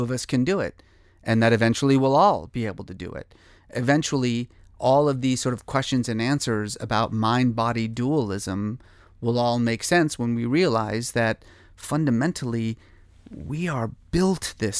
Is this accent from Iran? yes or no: yes; Iran; born there; moved away; I was born in Iran. My family left in 1972. When the revolution happened.